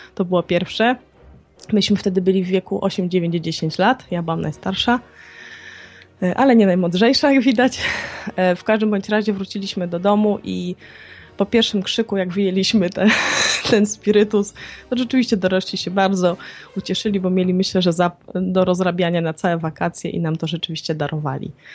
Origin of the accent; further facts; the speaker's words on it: Białystok, Podlaskie Voivodeship, Poland; moje okolice, bo ja jestem, e, tak z urodzenia Białostoczanką.